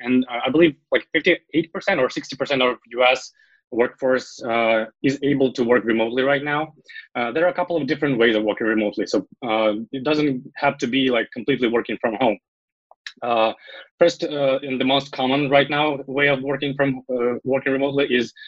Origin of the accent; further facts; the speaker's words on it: Ukraine; I'm from Ukraine